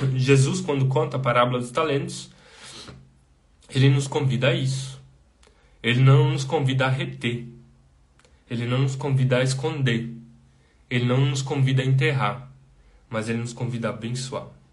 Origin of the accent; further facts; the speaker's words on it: Brazil; Nós, como brasileiros, nós temos uma imensa dificuldade de dizer não